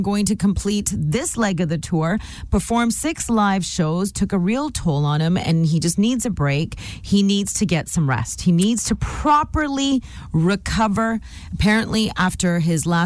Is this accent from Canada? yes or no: yes; Canada; We're all Canadian.